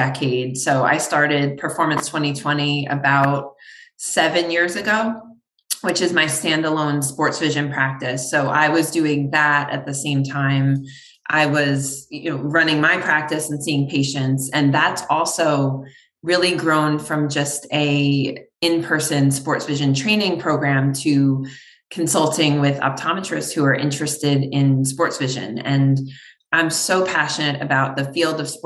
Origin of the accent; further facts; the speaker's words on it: New York, United States; moved away as an adult; now in Connecticut, United States; I'm from New York originally.